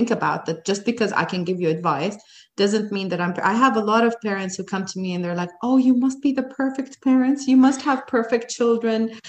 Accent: Jordan; moved away as an adult; also born or lived in United States; now in Dubai, United Arab Emirates; I went back to Jordan, my home country

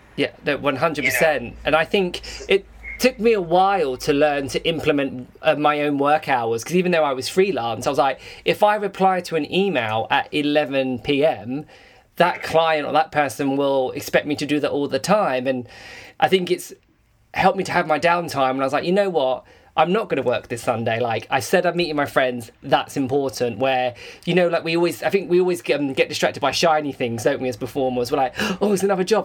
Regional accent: England, United Kingdom; I'm English

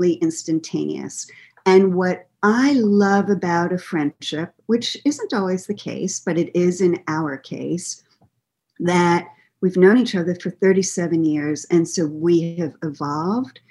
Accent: New York, United States; moved away; I'm from New York

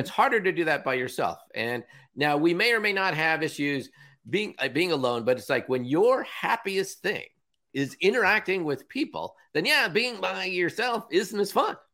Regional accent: Villa Park, California, United States; now in Seattle, United States; I grew up in Southern California

